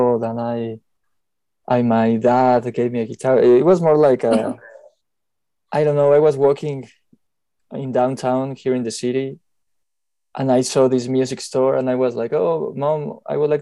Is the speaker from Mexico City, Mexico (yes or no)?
yes; Mexico City, Mexico; moved away as an adult; I'm from Mexico, Mexico City